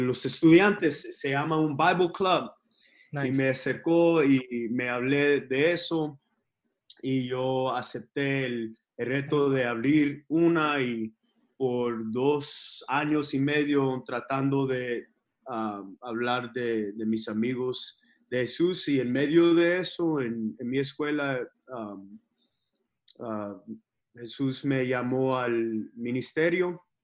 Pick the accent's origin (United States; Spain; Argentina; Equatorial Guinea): United States; Texas; born or raised there; also born or lived in Los Angeles, California